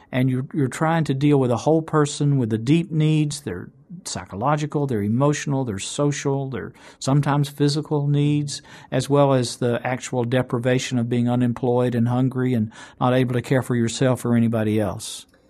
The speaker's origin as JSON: {"language": "English", "town": "Chattanooga", "region": "Tennessee", "country": "United States", "tie": "born or raised there", "said": "when I was growing up in Chattanooga, Tennessee"}